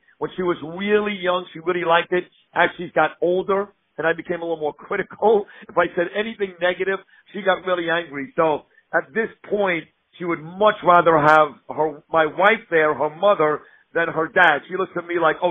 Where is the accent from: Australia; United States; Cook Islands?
United States; New York City, New York; I grew up in Brooklyn, New York